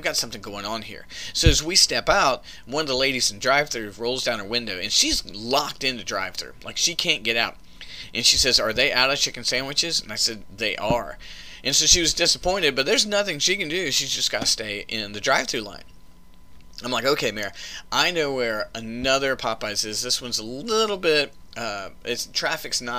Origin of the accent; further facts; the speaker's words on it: the South, United States; I grew up in the South eating Bojangles